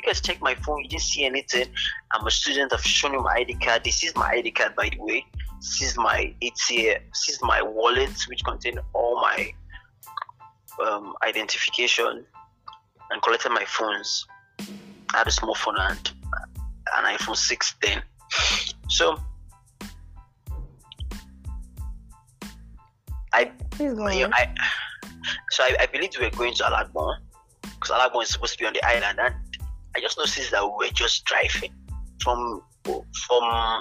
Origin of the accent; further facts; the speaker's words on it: Agbor, Delta, Nigeria; I was from Delta State, Agbo